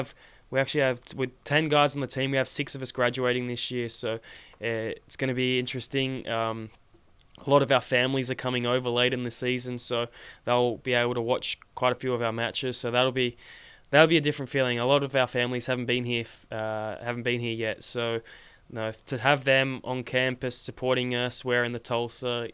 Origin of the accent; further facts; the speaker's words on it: Sydney, New South Wales, Australia; moved away; when I was growing up in Sydney